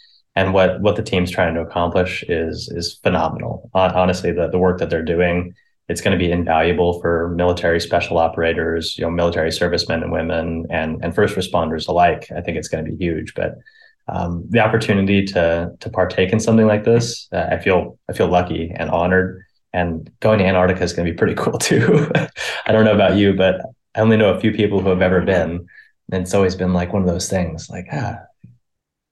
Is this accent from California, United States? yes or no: yes; Tracy, California, United States; born and raised in Tracy, nothing noteworthy there.